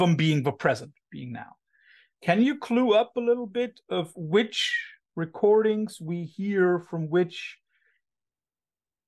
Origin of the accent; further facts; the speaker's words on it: Cologne, North Rhine-Westphalia, Germany; English is a second language; I'm coming from Cologne, so the gay capital of Germany